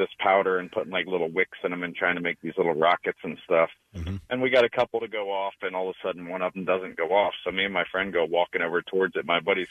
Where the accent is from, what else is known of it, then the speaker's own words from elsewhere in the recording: Midwest, United States; moved away; So I was probably about 11 years old, and I grew up in the Midwest.